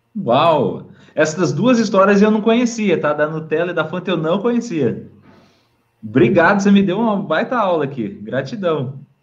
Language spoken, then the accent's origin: Portuguese; Brazil; nós, como brasileiros